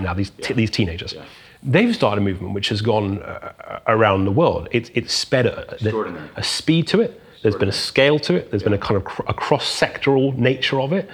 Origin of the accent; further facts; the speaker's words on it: South West England, United Kingdom; I was growing up in England